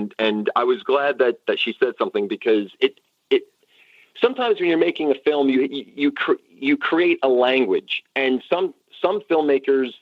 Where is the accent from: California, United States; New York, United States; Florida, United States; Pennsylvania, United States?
New York, United States; I'm a New Yorker, so I'm kind of used to, you know, straight talk